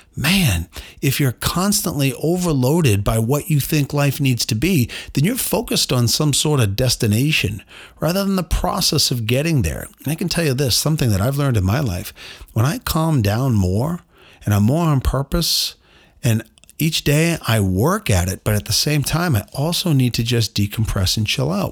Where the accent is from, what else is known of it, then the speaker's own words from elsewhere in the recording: Boston, Massachusetts, United States; I'm from Boston